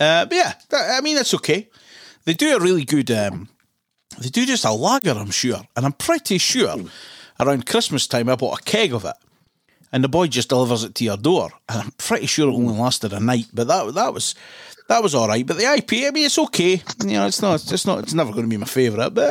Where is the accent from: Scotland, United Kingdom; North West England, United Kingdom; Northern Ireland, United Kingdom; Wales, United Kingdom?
Scotland, United Kingdom; we're Scottish.